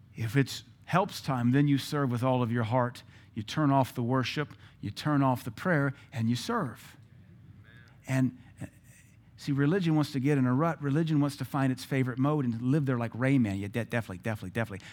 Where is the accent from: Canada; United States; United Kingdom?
United States; Seattle, Washington; moved away; I'm from Seattle.